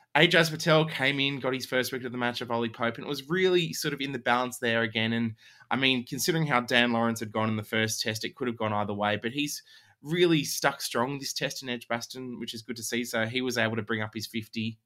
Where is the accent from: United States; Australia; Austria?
Australia; as an Australian